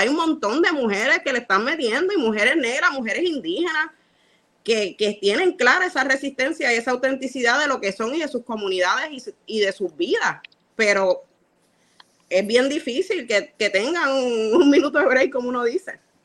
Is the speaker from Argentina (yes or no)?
no; Carolina, Puerto Rico; also born or lived in Santurce, San Juan, Puerto Rico; Yo me crié en Carolina y entre Carolina y Santurce con un montón de hombres negros